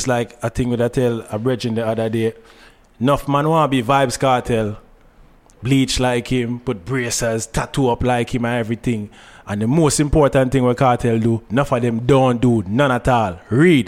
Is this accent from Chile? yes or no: no; Trinidad & Tobago; moved away; also born or lived in New York; it was largely Trinidad. I went a lot of school years in Trinidad. Basically, just grew up in Trinidad